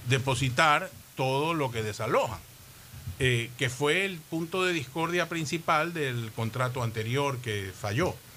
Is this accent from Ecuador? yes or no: yes; Guayaquil, Guayas, Ecuador; todos los que nacimos en Guayaquil